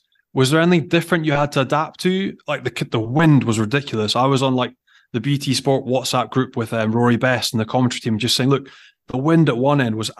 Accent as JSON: {"language": "English", "region": "Scotland", "country": "United Kingdom", "said": "as a Scot"}